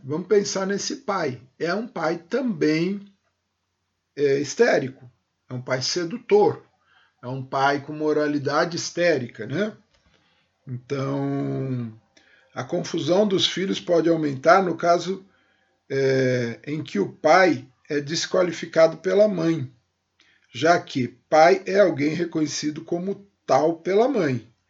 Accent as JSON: {"language": "Portuguese", "region": "São Paulo", "country": "Brazil", "tie": "born or raised there", "said": "eu nasci em São Paulo e me criei em São Paulo"}